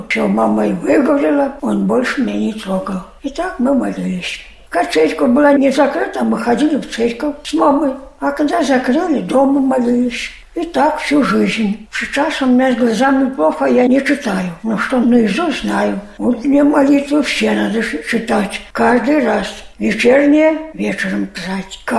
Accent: Belarus; now in Saint Petersburg, Russia; Я сюда, из Беларуси приехала сюда, к своей тете.

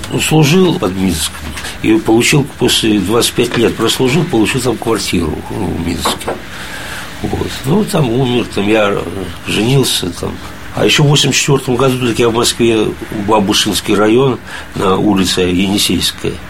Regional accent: Priozersk, Karaganda Region, Kazakhstan; also born or lived in Minsk, Belarus; now in Moscow, Russia; я не белорус, я вырос вообще я в Приозерске, город, ну, Сарашиганский полигон

